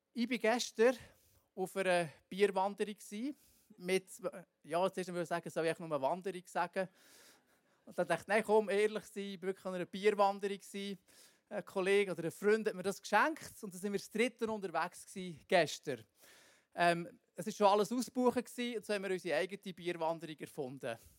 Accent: Bern, Switzerland; wir hier so als Berner

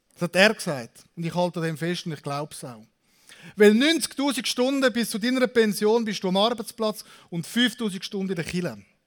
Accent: Zürich, Switzerland; now in Aargau, Switzerland; Ich bin ursprünglich Zürcher, jetzt bin ich in Saargau

